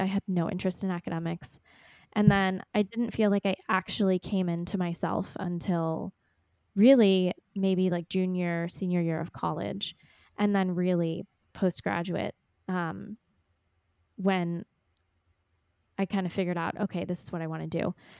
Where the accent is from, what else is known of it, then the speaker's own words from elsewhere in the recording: Texas, United States; also born or lived in Ecuador; born and raised in Texas